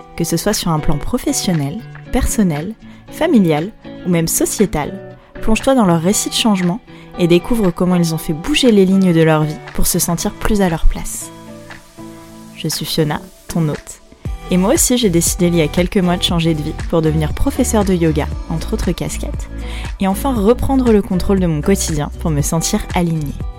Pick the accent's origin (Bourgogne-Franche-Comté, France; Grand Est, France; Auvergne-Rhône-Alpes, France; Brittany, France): Brittany, France; Breton